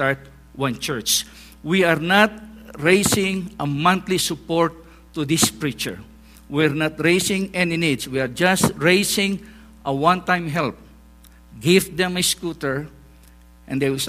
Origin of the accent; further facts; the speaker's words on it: northern Philippines, Philippines; English is a second language; moved away as an adult; now in Cambodia; I was born in the Philippines